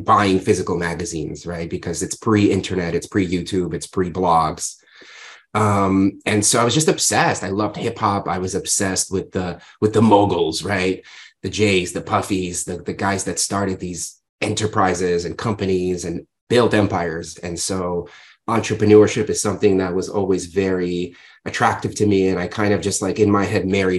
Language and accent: English; New York City, New York, United States; also born or lived in Odessa, Ukraine / Ohio; I came here when I was 7 years old with my family. I grew up in New York